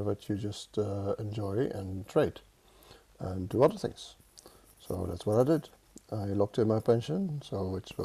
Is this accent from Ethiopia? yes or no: no; Netherlands; accent: Dutch; English is a second language; I'm Dutch, as you can hear from my accent. It never goes away.